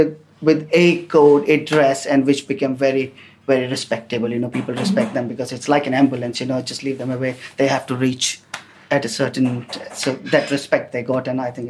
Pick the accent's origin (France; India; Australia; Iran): India; Delhi; I'm from Delhi.